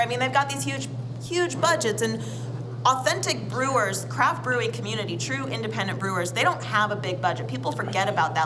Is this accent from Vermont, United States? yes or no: yes; Middlebury, Vermont, United States; I'm from a little white town called Middlebury, Vermont